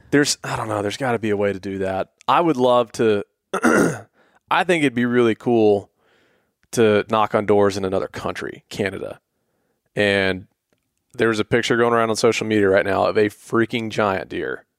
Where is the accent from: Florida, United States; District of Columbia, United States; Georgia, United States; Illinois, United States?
Georgia, United States; Atlanta; we're from, we grew up in Atlanta